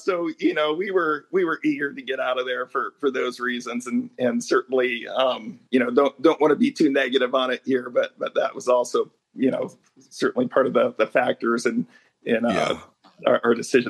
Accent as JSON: {"language": "English", "town": "Long Beach", "region": "California", "country": "United States", "said": "when we say we're from Long Beach, California, and just moved here."}